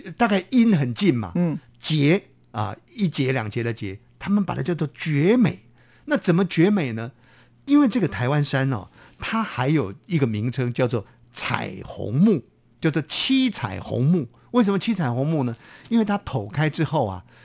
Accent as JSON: {"language": "Chinese", "region": "Hubei", "country": "China", "tie": "born or raised there", "said": "我们家乡呢， 我们在湖北呢"}